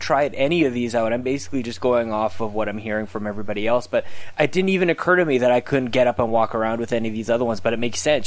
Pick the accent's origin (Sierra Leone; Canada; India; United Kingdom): Canada; accent: Canadian; we're definitely Canadian